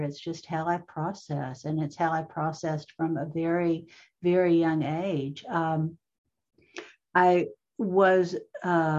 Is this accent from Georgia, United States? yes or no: no; Jackson, Kentucky, United States; moved away; I went back to my hometown of Jackson, Kentucky